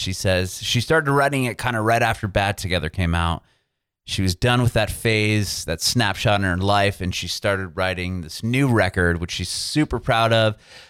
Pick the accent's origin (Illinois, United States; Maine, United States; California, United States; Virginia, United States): California, United States; San Diego; moved away as an adult; also born or lived in San Francisco Bay Area; now in Nashville, United States; I was born and raised in Southern California, San Diego. Was in San Francisco for a bit, came back down, and now I'm actually in Nashville.